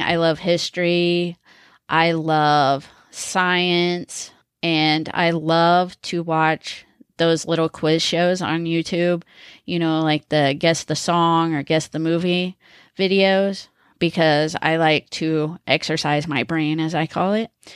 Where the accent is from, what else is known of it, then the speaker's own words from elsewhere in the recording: Missouri, United States; also born or lived in Connecticut; I was born in Connecticut and raised in Missouri.